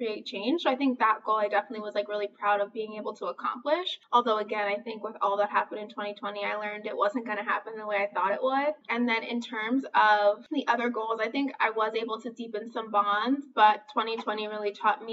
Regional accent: New York City, New York, United States; moved away as an adult; now in Chicago, United States; I was born and raised in Brooklyn, New York. I had just recently moved to Chicago

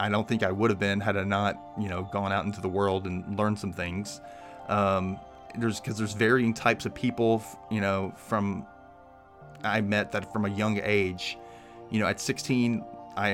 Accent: the South, United States; I'm from the South. It is not the most open-minded place in the world

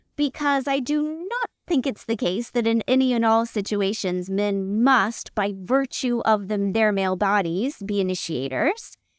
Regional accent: United States; I'm an American Christian

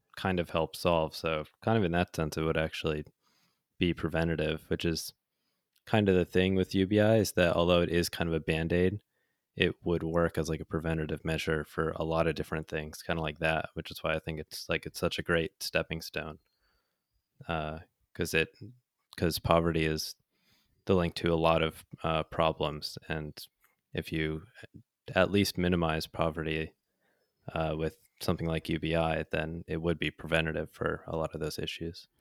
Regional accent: United States; accent: American; I was American

